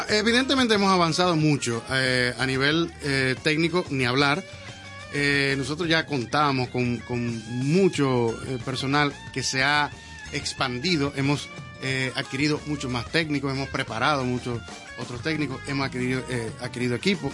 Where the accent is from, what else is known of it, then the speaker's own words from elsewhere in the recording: Dominican Republic; yo soy dominicano de aquí.